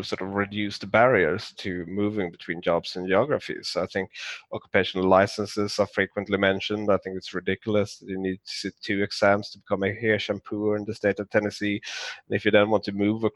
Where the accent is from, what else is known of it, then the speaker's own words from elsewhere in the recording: Skåne, Sweden; moved away; it's close to where I grew up in Sweden. So Malmö